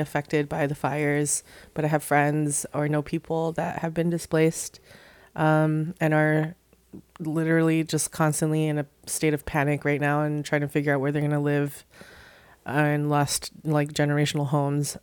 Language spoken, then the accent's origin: English; Hawaii, United States; moved away as an adult; also born or lived in New York; I'm from Hawaii originally, lived in New York for ten years, moved back to Hawaii during the pandemic